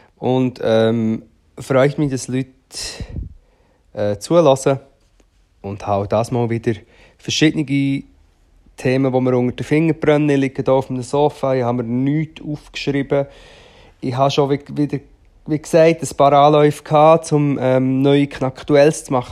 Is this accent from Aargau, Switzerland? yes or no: yes; Rothrist, Aargau, Switzerland; moved away; ich bin ja dort in der Nähe aufgewachsen, also nicht vom Böschli, aber von Trist